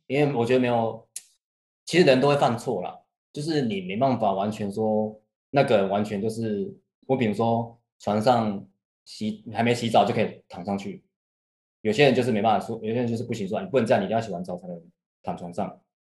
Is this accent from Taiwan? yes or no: yes; Taiwan; 在我们台 湾那边，台湾这边